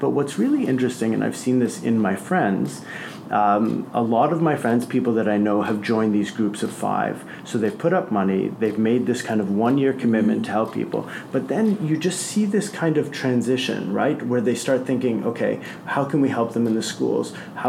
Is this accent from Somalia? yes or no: no; Canada; moved away; I'm originally from Canada, of Lebanese descent